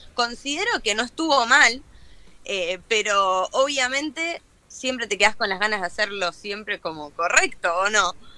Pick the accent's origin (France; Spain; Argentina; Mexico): Argentina; estar acá, viste, en mi país